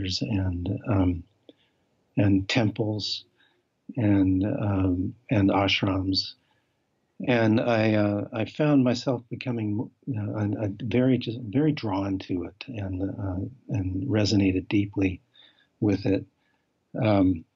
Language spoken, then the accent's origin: English; Colorado, United States; I grew up in Colorado